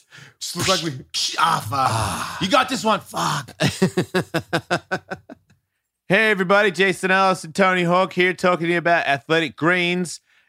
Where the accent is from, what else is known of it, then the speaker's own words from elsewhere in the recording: Australia; because I'm an Australian.